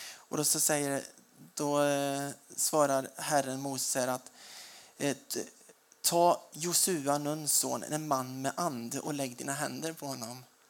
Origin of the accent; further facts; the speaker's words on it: Småland, Sweden; Jag är smålänning